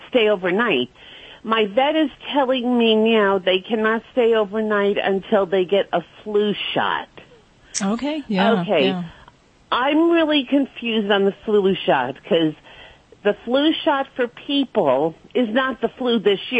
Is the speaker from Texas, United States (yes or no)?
no; Brooklyn, New York, United States; accent: New York; now in Clearwater, United States